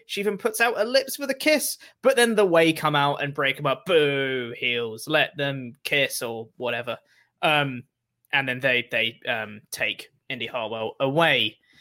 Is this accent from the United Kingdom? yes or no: yes; England, United Kingdom; as an English man